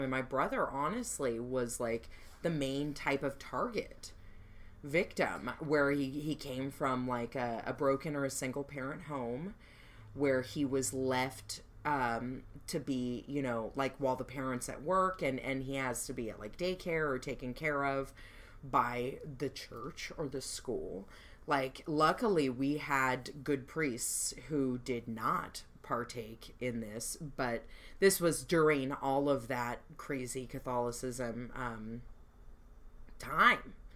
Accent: Long Beach, California, United States; also born or lived in Orange County; I'm from Long Beach

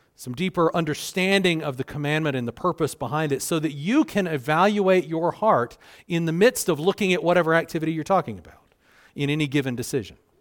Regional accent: South Carolina, United States; moved away; I grew up in South Carolina. You can probably hear it in my voice

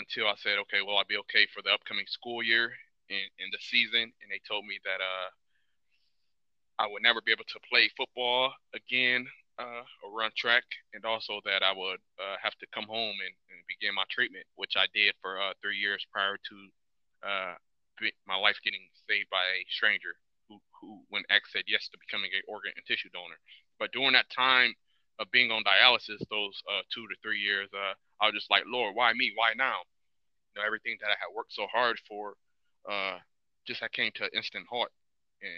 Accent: Toledo, Ohio, United States; I grew up in Toledo, Ohio, product of a single parent household.

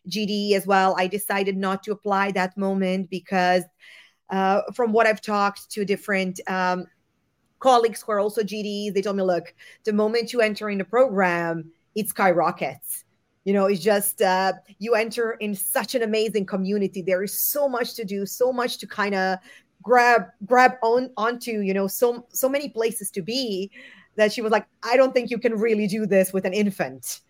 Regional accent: Zagreb, City of Zagreb, Croatia; moved away as an adult; also born or lived in Portugal / Barcelona, Spain; now in Munich, Germany; I was born and raised in Croatia, in Zagreb.

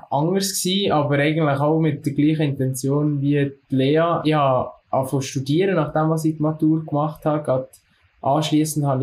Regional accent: Solothurn, Switzerland; Ich komme aus dem Kanton Solothurn und bin 20.

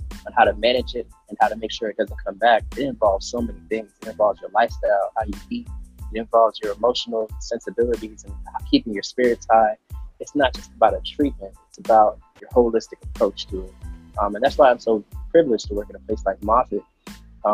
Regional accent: Jamaica; I'm Jamaican

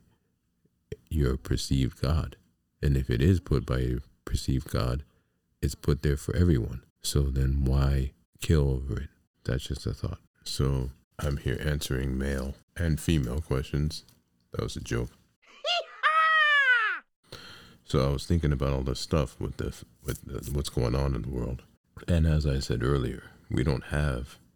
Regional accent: United States; I'm an American. I'm not African American. I'm an American. This is my home, right? This is where I was born.

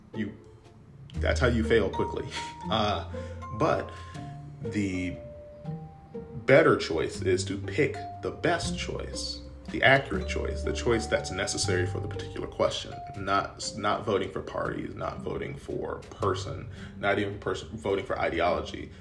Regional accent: United States; as an American

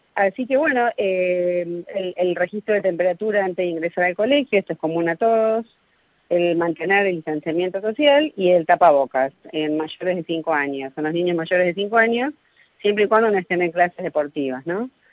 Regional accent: Argentina; somos los latinos, los, argentinos

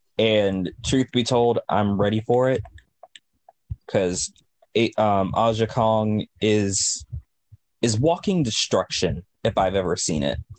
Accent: South Carolina, United States; Dude, I'm from South Carolina. I'm from the straight gutter of the South.

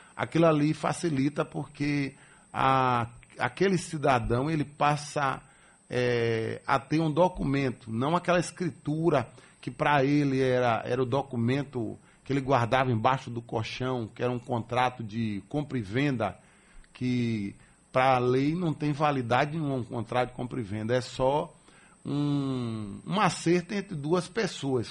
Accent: Salvador, Bahia, Brazil; Eu nasci aqui em Salvador, sou de família maragujipana, meu pai e minha mãe, lá de Maragogipe, no Recôncavo Baiano

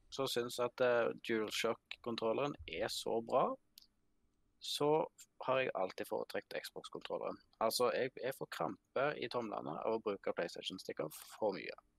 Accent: Vestlandet, Western Norway, Norway; moved away as an adult; now in Finnsnes, Norway; Jeg er født og oppvokst i Seidar nede på Vestlandet

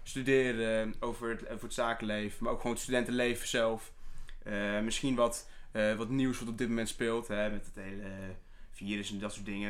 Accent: Soest, Utrecht, Netherlands; ik ben 21 jaar oud. Eh, ik kom uit Soest

